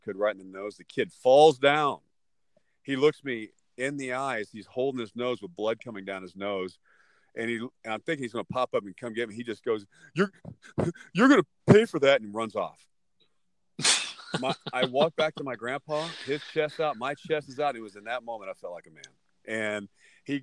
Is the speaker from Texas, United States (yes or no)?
yes; Texas, United States; now in Southern California, United States; growing up in Texas